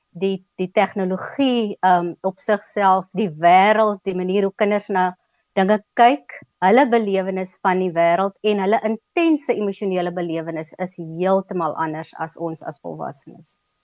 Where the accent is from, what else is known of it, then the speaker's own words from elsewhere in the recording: Keimoes, Northern Cape, South Africa; also born or lived in Upington; Ek het op Kuimus groot geword, laerskool op Kuimus gedoen